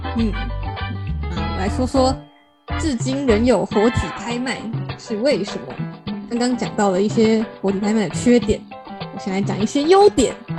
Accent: Taiwan; 其实呢，我们台湾人，嗯，蛮常就是会比较喜欢看到我买的猪是一个活生生的

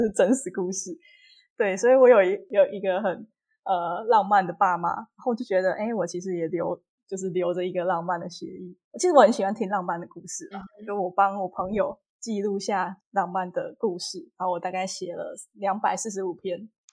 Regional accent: Kaohsiung, Taiwan; 我是高雄人，然后我去台南念书嗯，所以每天其实要花大概三个小时通勤

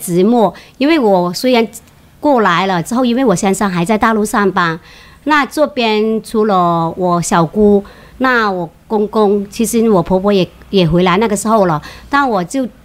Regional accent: Maoming, Guangdong, China; moved away as an adult; now in Taiwan; 那我是在我家乡茂名上吧

